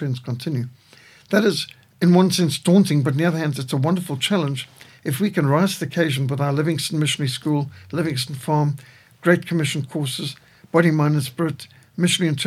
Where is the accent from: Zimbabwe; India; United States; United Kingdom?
Zimbabwe; also born or lived in Fort Victoria; I grew up in Rhodesia